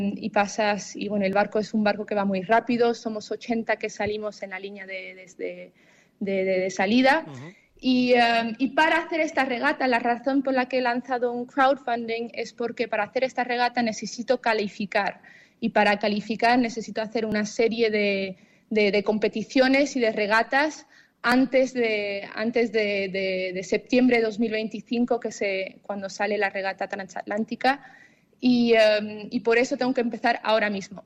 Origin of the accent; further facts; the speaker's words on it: Tarifa, Andalusia, Spain; also born or lived in Zimbabwe / Facinas; yo nací en Zimbabue, en, en, África, en Sudáfrica, eh, y, a la edad de seis años nos mudamos a Tarifa